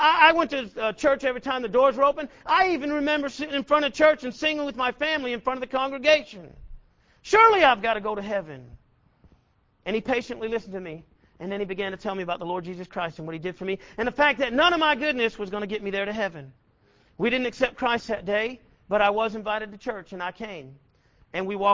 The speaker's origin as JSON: {"language": "English", "region": "Massachusetts", "country": "United States", "moved": "as an adult", "lives_now": "Killeen, United States", "said": "I was living here in Killeen, not my home. I'm from Massachusetts"}